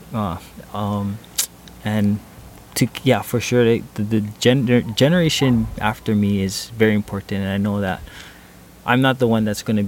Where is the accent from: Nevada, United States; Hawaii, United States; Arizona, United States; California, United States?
Hawaii, United States; I'm from Hawaii